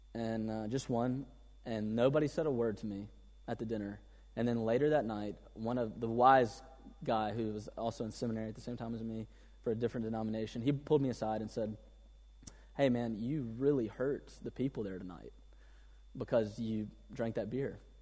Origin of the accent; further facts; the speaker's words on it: Mississippi, United States; I grew up in Mississippi, in the southern U S